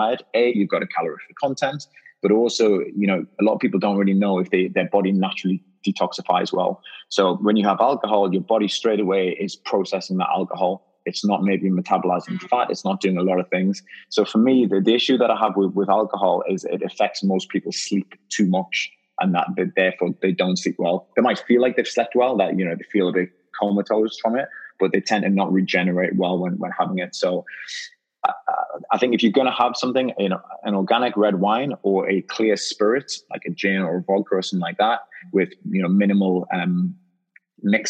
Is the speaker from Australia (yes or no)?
no; Newcastle upon Tyne, North East England, United Kingdom; now in London, United Kingdom; I live in London, but I'm from Newcastle, and Newcastle is known for its partying